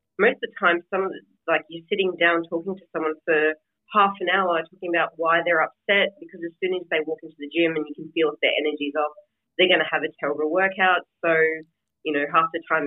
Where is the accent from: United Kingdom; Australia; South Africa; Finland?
Australia; now in United States; I'm living in America and I was born in Australia